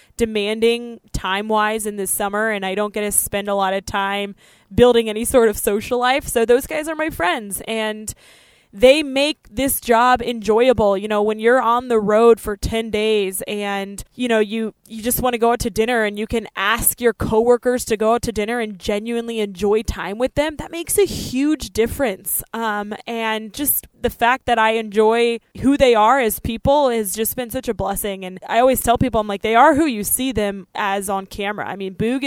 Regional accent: Denver, Colorado, United States; it's my hometown, you know, Denver

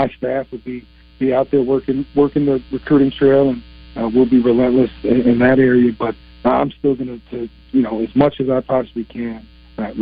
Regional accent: Western New York, United States; moved away as an adult; also born or lived in Bolivar, New York / Jamestown, New York / Buffalo, New York / Alabama; now in Arkansas, United States; born and raised in Western New York, suburbs of Buffalo, Bolivar, New York, where I was raised till seventh grade, and the family relocated to Jamestown, New York, down in the southern tier

